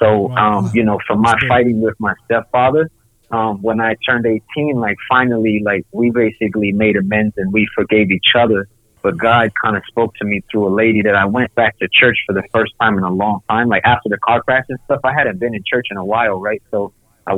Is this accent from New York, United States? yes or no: yes; Rochester, New York, United States; moved away as an adult; also born or lived in Rhode Island / China; I'm from Rochester